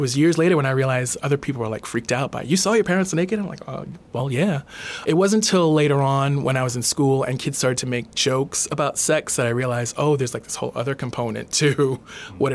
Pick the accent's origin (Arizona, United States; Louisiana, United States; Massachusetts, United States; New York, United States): New York, United States; New York City; also born or lived in Brooklyn / Rosedale, Queens / Trinidad (parents); I grew up in New York City. Born in Brooklyn, lived in Brooklyn till I was about 11, and then we moved out to Rosedale, Queens